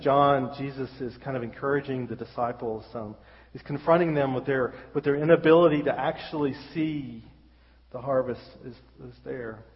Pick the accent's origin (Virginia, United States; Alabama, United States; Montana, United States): Alabama, United States; Birmingham; moved away as an adult; now in Wexford, Ireland; we're from Birmingham, and we've lived our whole life here. And until we moved to Ireland, we we ain't never been nowhere.